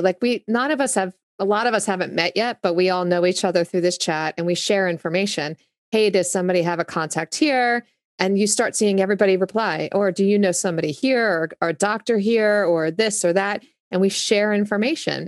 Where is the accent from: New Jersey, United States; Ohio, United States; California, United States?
New Jersey, United States; accent: Jersey; moved away as an adult; also born or lived in Augusta, Georgia / San Diego / Los Angeles; now in Nashville, United States; Yes, Jersey. I grew up in Jersey